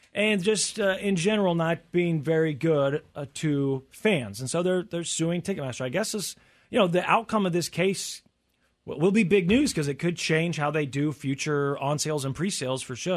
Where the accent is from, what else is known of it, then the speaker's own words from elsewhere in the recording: Tornado Alley, United States; growing up in Tornado Alley